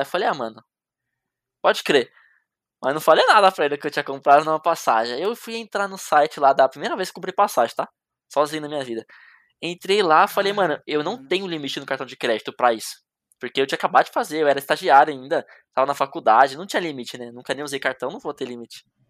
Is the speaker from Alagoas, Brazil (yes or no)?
no; Jundiaí, São Paulo, Brazil; Eu vim da capital, eu vim de Jundiaí, né? Que é perto da capital de São Paulo